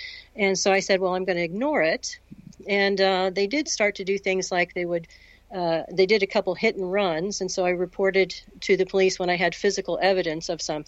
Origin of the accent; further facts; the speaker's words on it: Florida, United States; I'm going to move back to Florida, because we're both from Florida.